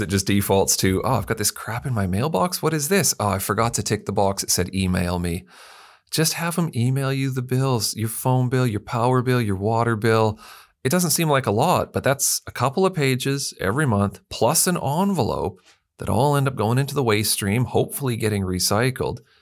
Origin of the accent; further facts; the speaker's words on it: Canada; now in Perth, Australia; being Canadian